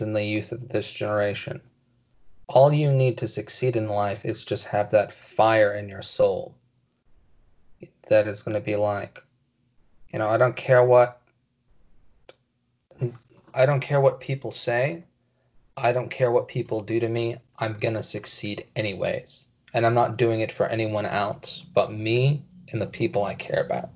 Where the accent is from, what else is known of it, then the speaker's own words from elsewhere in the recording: California, United States; now in Texas, United States; I come from California. I moved out to Texas. Growing up in our school system